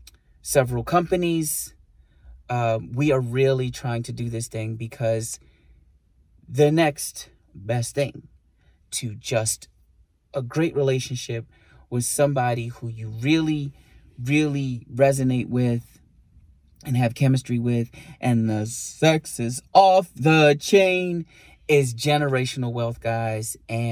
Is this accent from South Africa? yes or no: no; Puerto Rico; born there; also born or lived in Bronx, New York; And although I was born in Puerto Rico, I wasn't fully educated there.